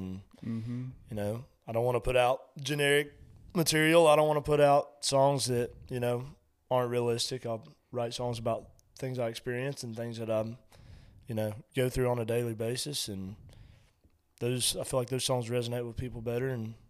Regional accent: Mills River, North Carolina, United States; And I remember being there one time and told somebody I was from Mills River.

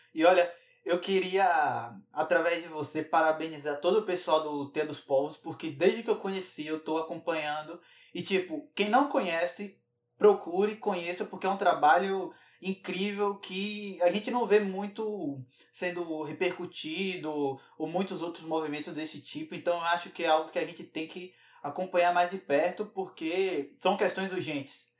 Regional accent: Northeast Region, Brazil; eu, enquanto nordestino, enquanto sertanejo

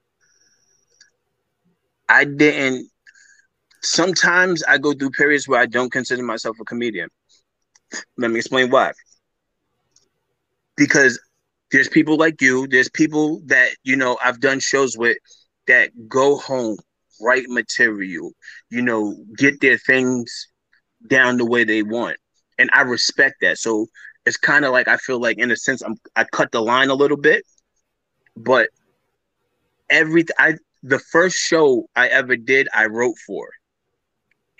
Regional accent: New York City, New York, United States; I'm originally from Queens, New York

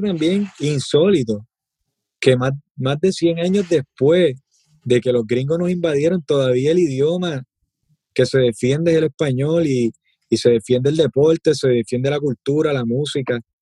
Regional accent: Puerto Rico; nosotros como boricua

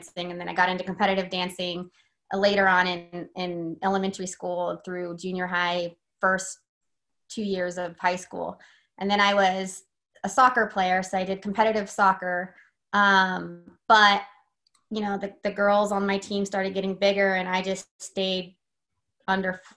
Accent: Vacaville, California, United States; I grew up in Vacaville.

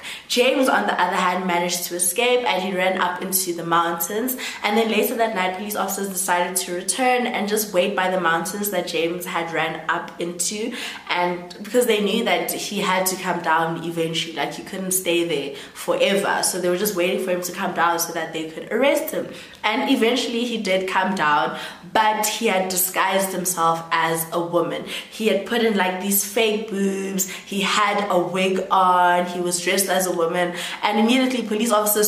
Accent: Rustenburg, North West, South Africa; I'm from Rustenburg

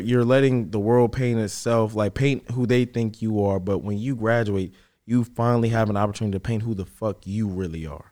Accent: Fredericksburg, Virginia, United States; moved away as an adult; also born or lived in Richmond; I'm from Fredericksburg. I came to Richmond

